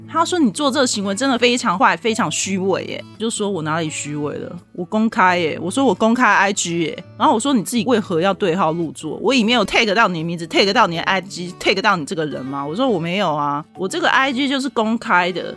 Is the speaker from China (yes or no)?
no; Taiwan; 他一知道我是台湾人